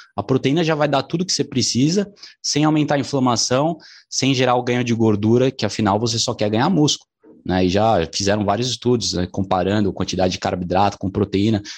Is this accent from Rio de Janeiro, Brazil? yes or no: no; São Paulo, Brazil; Eu sou aqui de São Paulo